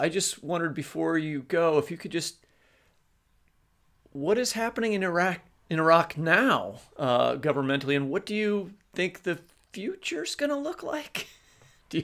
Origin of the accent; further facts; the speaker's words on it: United States; speaking from as an American